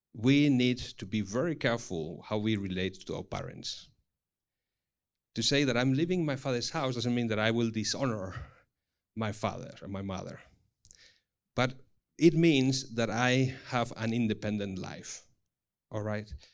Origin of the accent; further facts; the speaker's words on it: Spain; English is a second language; moved away; also born or lived in Singapore; I come from Spain, but then thirteen years in Singapore.